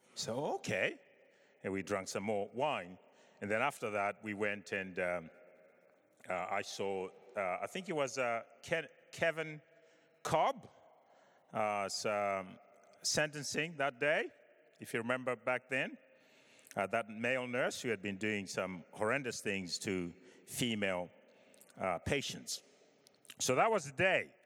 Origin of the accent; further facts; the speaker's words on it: Zimbabwe; I was born in Africa, in Zimbabwe